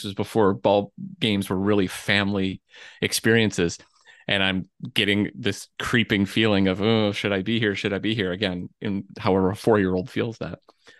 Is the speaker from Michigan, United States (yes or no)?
yes; Flint, Michigan, United States; I am from Michigan, and I lived in the Flint area, but my family's all from Detroit.